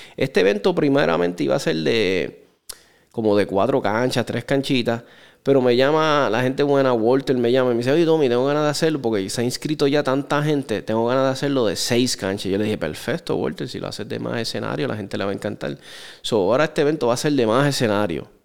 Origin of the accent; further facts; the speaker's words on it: Puerto Rico; nosotros somos parte de los Estados Unidos